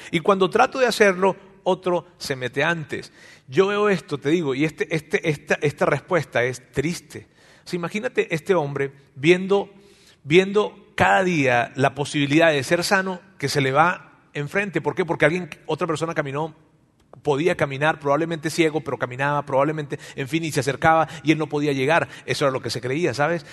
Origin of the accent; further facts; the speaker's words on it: Mexico; en nuestro país, acá en México, ¿verdad? Este, nosotros nacimos y crecimos escuchando esto de Dios